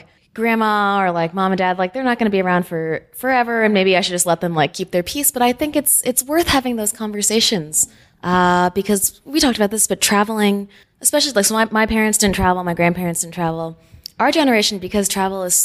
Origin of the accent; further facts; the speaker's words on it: California, United States; moved away; also born or lived in New York; I'm from California too. It's a fairly diverse place, but yeah, I mean, my hometown was primarily Caucasian and an Asian